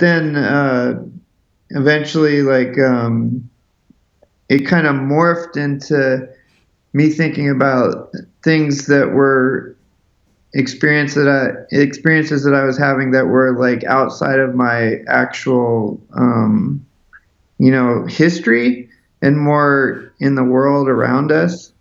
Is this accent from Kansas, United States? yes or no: no; Seattle, Washington, United States; I grew up in Seattle, Washington